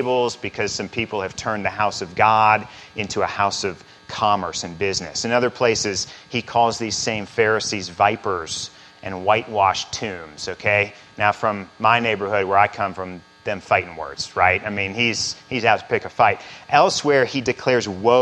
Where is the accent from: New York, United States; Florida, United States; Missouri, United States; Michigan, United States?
Missouri, United States; central; moved away as an adult; also born or lived in Chicago; I grew up in central Missouri